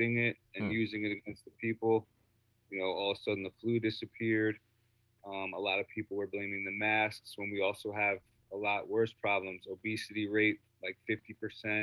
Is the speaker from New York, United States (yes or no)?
yes; Rockland County, New York, United States; also born or lived in Harlem, Manhattan, New York; Then I moved up to Rockland County, New York suburbs